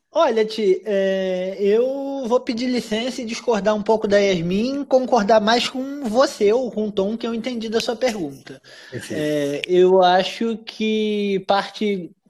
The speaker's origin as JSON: {"language": "Portuguese", "region": "Rio de Janeiro", "country": "Brazil", "tie": "born or raised there", "said": "nos subúrbios do Rio de Janeiro, onde eu nasci, me criei é, e morei até outro dia"}